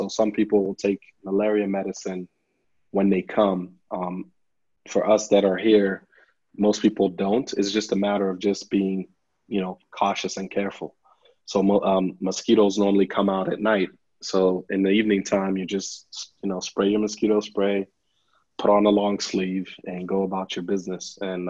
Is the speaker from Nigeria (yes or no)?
yes; Nigeria; now in Lubbock, United States; I remember that from when we first moved to the U.S. I moved from Nigeria to Lubbock, Texas, and it was quite a change, you know.